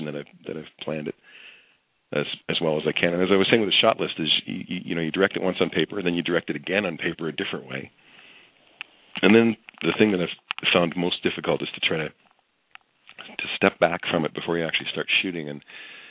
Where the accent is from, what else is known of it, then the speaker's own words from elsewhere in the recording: Canada; I'm Canadian